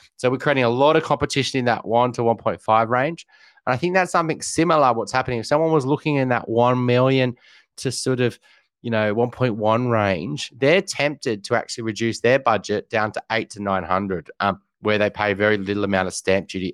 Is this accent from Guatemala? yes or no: no; Newcastle, New South Wales, Australia; went up to Newcastle, where I grew up